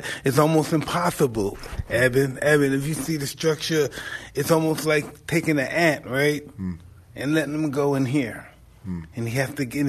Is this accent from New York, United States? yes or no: yes; New York City, New York, United States; I'm from Brooklyn